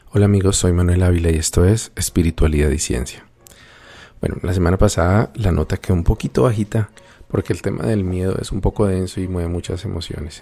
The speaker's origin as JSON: {"language": "Spanish", "country": "Colombia", "said": "el catolicismo es la religión predominante en mi país"}